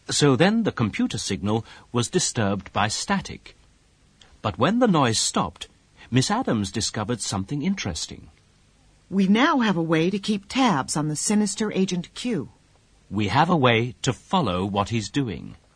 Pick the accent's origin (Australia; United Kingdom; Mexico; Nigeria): United Kingdom; I'm British